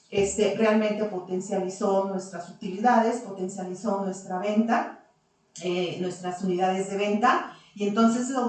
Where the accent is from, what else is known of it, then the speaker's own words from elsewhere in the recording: Zacatecas, Mexico; moved away as an adult; now in Aguascalientes, Mexico; nosotros decidimos venir a vivir a Zacatecas. Soy de aquí, de Aguascalientes, nací aquí en Aguascalientes. Pero, Zacatecas. prácticamente toda mi vida este, se desarrolló